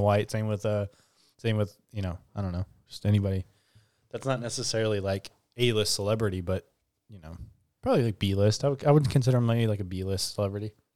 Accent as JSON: {"language": "English", "country": "United States", "said": "we're American"}